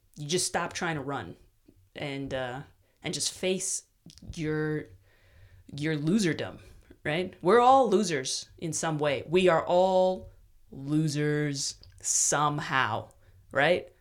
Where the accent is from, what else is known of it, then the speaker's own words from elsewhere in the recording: New York, United States; moved away as an adult; now in Austin, United States; I'm stuck up about being from New York, as all New Yorkers are.